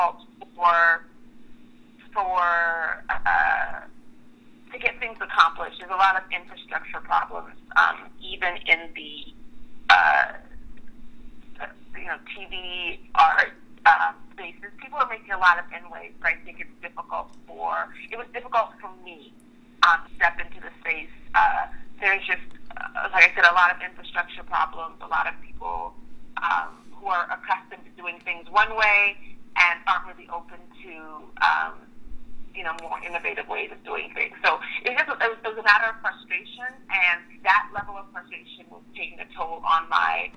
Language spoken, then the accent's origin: English; Oklahoma, United States; also born or lived in Nigeria; I was born in Nigeria, but I was raised in Oklahoma, actually.